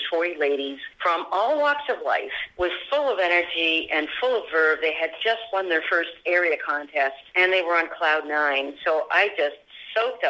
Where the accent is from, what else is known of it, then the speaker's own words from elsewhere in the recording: Sherbrooke, Quebec, Canada; moved away as an adult; also born or lived in Halifax / Toronto; now in Pennsylvania, United States; I grew up in Sherbrooke, Quebec.